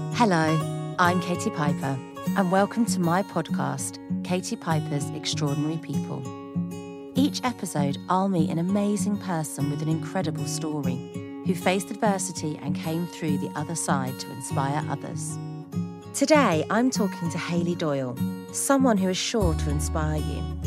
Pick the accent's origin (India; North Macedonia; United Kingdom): United Kingdom; as a British person